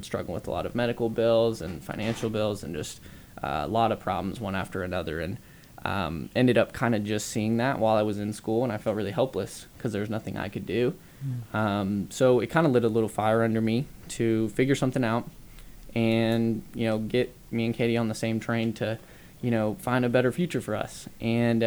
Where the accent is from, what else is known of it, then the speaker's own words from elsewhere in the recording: Dallas, Texas, United States; moved away as an adult; also born or lived in Lubbock, Texas; Dallas, Texas. We're from Dallas, Texas.